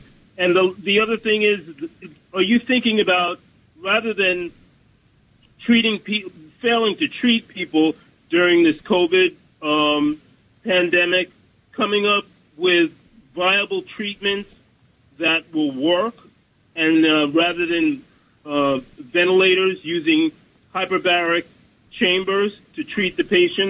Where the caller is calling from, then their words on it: Bronx, New York, United States; Bronx, New York.